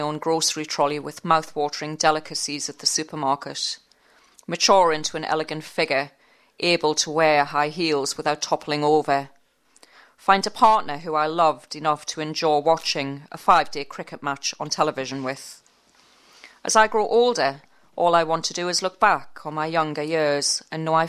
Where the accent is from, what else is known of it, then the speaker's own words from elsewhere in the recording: Newcastle upon Tyne, North East England, United Kingdom; accent: Geordie; I'm a Geordie from Newcastle upon Tyne. No piece of software understands the northeast accent.